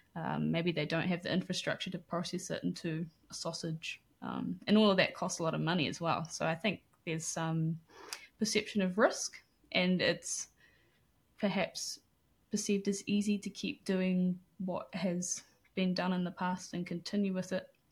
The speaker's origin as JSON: {"language": "English", "region": "Auckland", "country": "New Zealand", "tie": "born or raised there", "also_born_or_lived": "Manawatu", "said": "I grew up in West Auckland"}